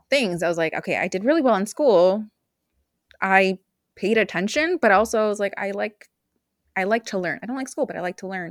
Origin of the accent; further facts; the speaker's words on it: Bay Area, California, United States; also born or lived in Idaho / Mexico; I grew up in California, Bay Area